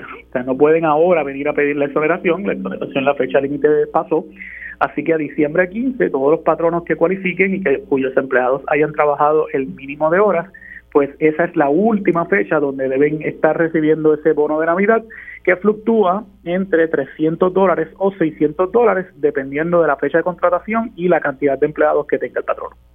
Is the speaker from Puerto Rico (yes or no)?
yes; Puerto Rico; nosotros como puertorriqueños